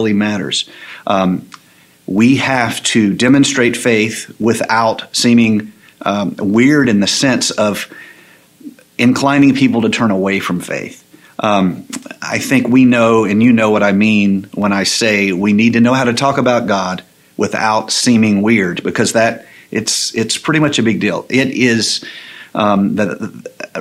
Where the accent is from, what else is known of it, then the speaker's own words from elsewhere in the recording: the South, United States; I grew up in the South.